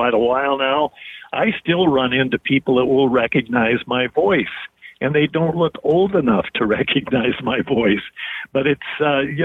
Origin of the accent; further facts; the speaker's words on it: Missoula, Montana, United States; I grew up watching the Grizzlies. I was born and raised in Missoula